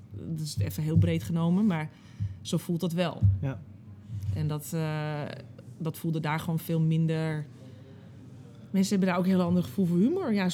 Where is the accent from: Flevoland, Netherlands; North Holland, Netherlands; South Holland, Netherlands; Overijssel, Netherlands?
North Holland, Netherlands; Amsterdam; born there; Ik ben geboren in Amsterdam, maar ik kom eigenlijk oorspronkelijk helemaal nergens vandaan.